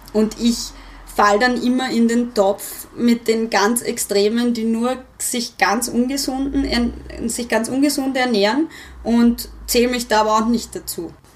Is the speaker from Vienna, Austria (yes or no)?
yes; Vienna, Austria; Ich bin ja Wienerin